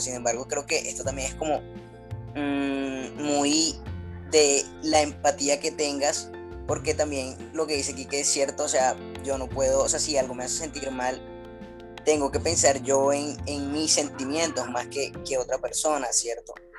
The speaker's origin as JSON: {"language": "Spanish", "town": "Barranquilla", "region": "Atlántico", "country": "Colombia", "said": "como siempre acompañándoles de Barranquilla. Acá les mando un saludo desde mi tierrita caliente"}